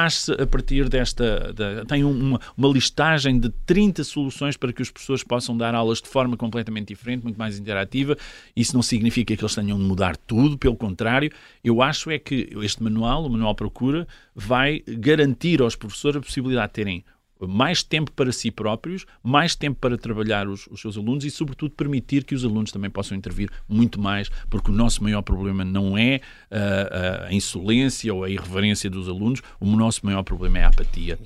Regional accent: Portugal; Eu, eu encontro-me como português

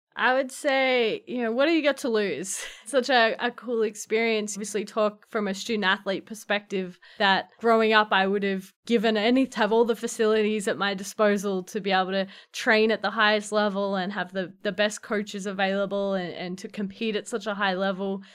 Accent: Melbourne, Victoria, Australia; moved away as an adult; now in Providence, United States; growing up in Australia

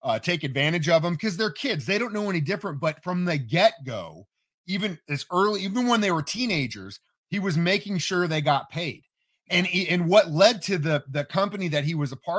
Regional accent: Cape Girardeau, Missouri, United States; also born or lived in Joplin, Missouri; now in Springfield, United States; I grew up in Cape Girardeau

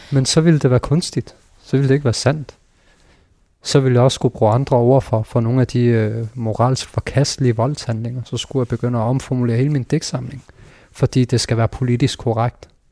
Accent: Denmark; jeg er født i Danmark

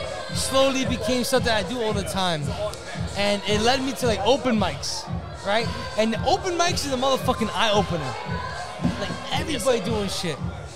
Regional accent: New York City, New York, United States; born or raised there; also born or lived in Baghdad, Iraq

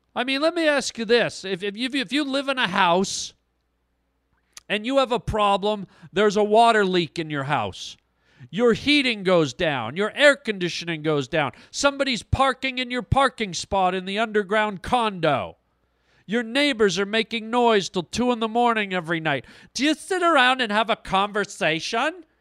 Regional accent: Toronto, Ontario, Canada; now in Los Angeles, United States; I'm from Toronto, Canada

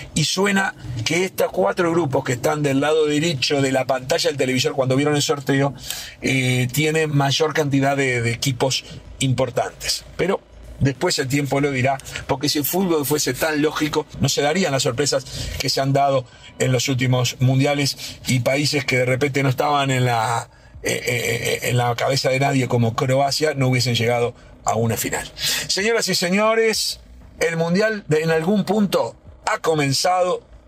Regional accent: Uruguay

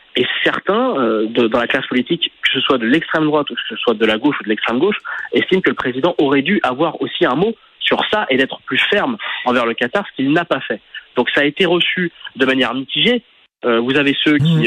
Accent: France; on est tous nés en France

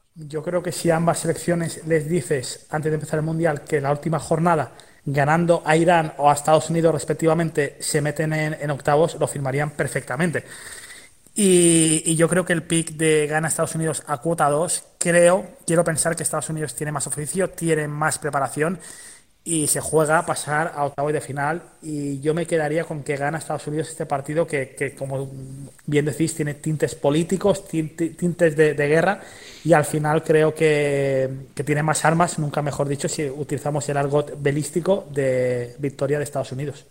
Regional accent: Mallorca, Balearic Islands, Spain; Yo soy de Mallorca

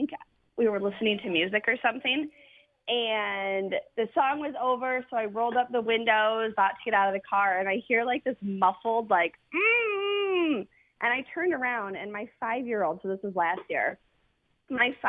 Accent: Michigan, United States; now in Sanford, United States; Originally from Michigan, but we are in Sanford right now

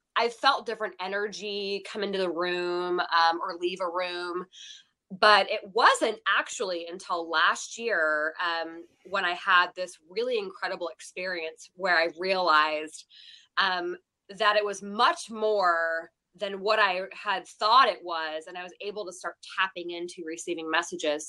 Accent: Seattle, Washington, United States; also born or lived in Texas; now in Las Vegas, United States; I grew up in Seattle

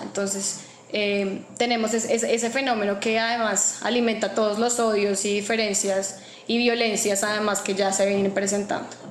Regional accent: Colombia; soy colombiana

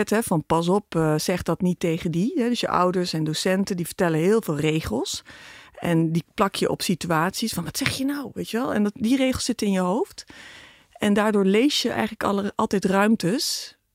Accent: Philippines; born there; Ik ben in de Filipijnen geboren. Dus die expats hè, vanwege Philips.

